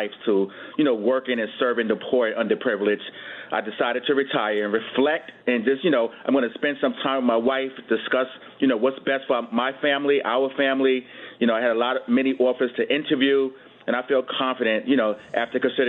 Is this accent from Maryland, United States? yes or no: no; New York City, New York, United States; I was born and raised in Brooklyn, the youngest of eight children.